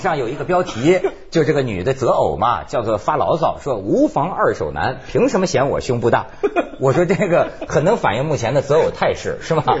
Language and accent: Chinese; Hebei, China; moved away; 这事儿跟我老家有关系，我们河北